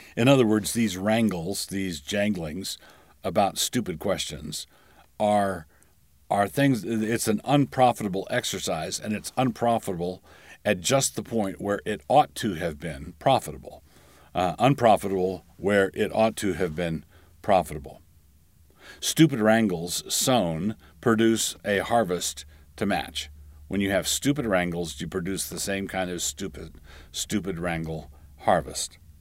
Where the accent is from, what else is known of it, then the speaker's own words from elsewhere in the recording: Annapolis, Maryland, United States; Annapolis is my hometown, and it's the town where I, I did most of my growing up.